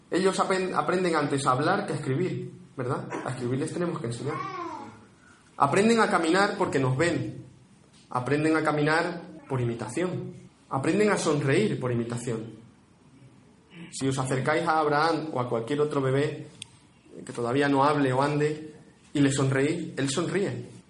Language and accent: Spanish; Spain; somos muy españoles y muchos españoles